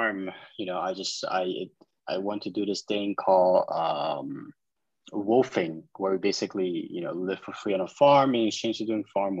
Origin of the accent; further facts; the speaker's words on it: New York, United States; also born or lived in China; I was born in China, but I immigrated to New York when I was 10